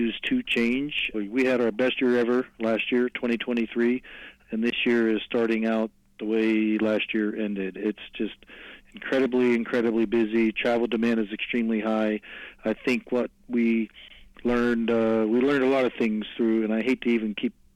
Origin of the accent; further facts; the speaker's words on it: McKees Rocks, Pennsylvania, United States; Born and raised in McKees Rock, so I'm in this area my whole life